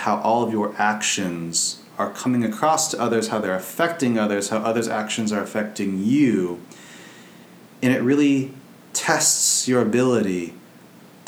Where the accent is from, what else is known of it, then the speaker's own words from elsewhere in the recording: United States; as an American